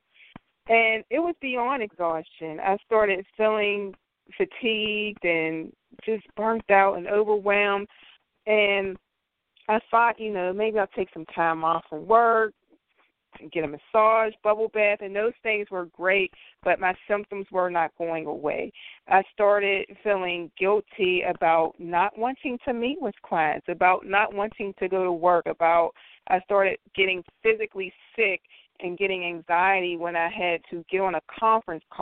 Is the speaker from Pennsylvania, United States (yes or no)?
yes; western Pennsylvania, United States; I was born and raised in Pennsylvania, right here in western Pennsylvania.